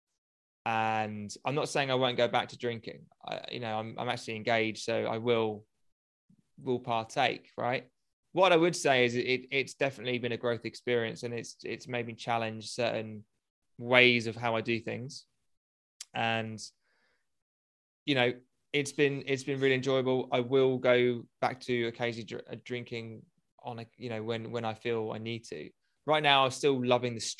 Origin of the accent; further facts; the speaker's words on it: United Kingdom; Being a Brit, big booze culture here